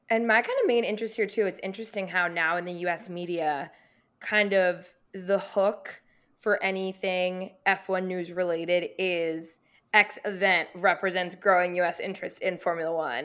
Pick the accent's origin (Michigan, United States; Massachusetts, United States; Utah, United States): Massachusetts, United States; Boston; I grew up in Boston